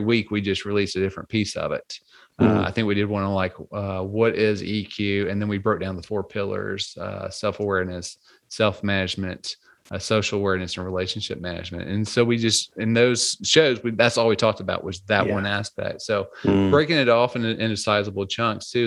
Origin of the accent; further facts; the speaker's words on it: Louisiana, United States; I grew up in in Louisiana, more of a a little bit more of a rural area